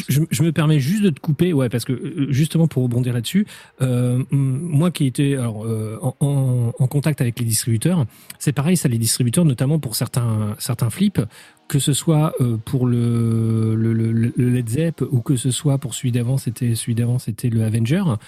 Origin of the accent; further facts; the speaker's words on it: France; nous sommes français